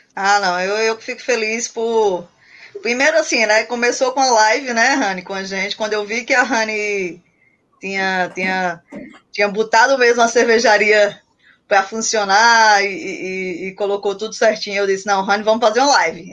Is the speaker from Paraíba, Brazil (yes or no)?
yes; Paraíba, Brazil; somos aqui da Paraíba